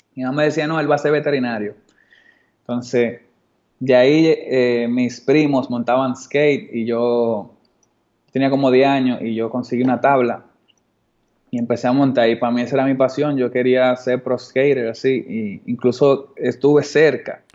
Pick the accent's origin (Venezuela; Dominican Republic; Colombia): Dominican Republic; un dominicano montaba skate y se veía como yo